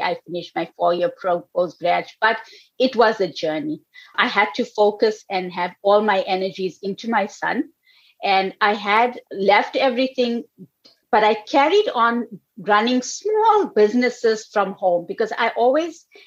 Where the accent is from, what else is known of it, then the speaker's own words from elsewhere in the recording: South Africa; also born or lived in United States; now in New York, United States; I was actually born in South Africa. I mean, I lived here for a while, but I was born in South Africa. I came here when I was 6 weeks old.